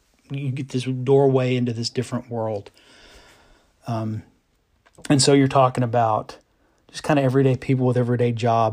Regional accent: Northeast Oklahoma, United States; I'm from Oklahoma. I'm from Northeast Oklahoma

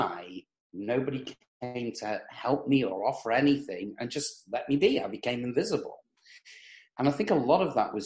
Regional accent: England, United Kingdom; moved away as an adult; now in United States; I was born in England, as you can probably tell from the accent

